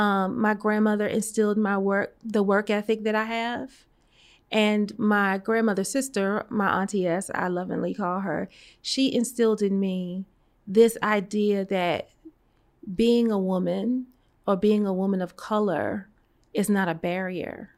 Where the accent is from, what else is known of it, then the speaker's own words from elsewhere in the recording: New York City, New York, United States; moved away as an adult; also born or lived in Atlanta; I was born and raised in Brooklyn, New York, in the Flatbush section of Brooklyn